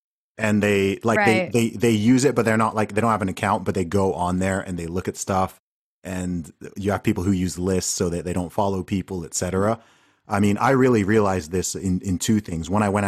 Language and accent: English; Saudi Arabia; I grew up in Saudi Arabia